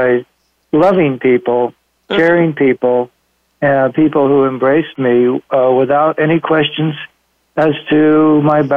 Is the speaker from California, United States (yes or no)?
yes; Los Angeles, California, United States; moved away; also born or lived in Monterey Peninsula; I was born and raised in Los Angeles